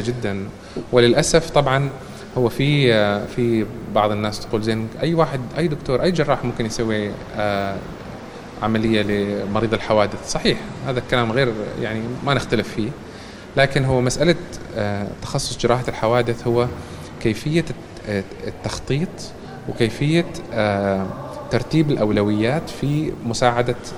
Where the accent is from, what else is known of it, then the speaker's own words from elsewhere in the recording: Oman; moved away as an adult; also born or lived in Canada; لما أنا تركت عمان للدراسة في الخارج